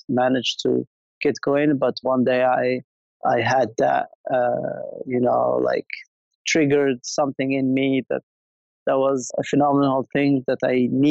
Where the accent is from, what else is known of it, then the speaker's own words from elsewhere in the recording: Essaouira, Marrakesh-Safi, Morocco; moved away; I was born and raised in Essaouira